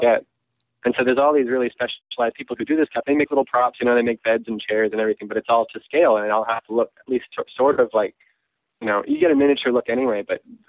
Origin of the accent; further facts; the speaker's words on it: Canada; moved away as an adult; also born or lived in Vancouver / Portland; now in Los Angeles, United States; I was on a work visa because I'm Canadian